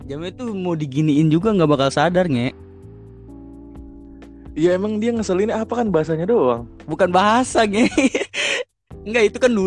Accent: Java, Indonesia; Gue orang Jawa nih masalahnya iya, anjir.

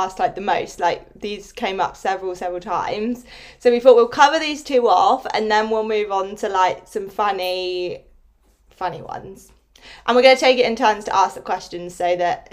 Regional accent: Newbury, South East England, United Kingdom; also born or lived in Bristol; I moved back to Newbury, like having to move back in with my parents

